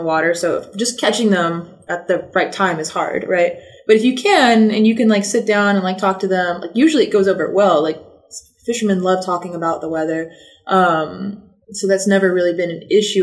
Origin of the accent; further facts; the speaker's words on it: North Carolina, United States; also born or lived in Seattle, Washington / Madagascar; I'm from North Carolina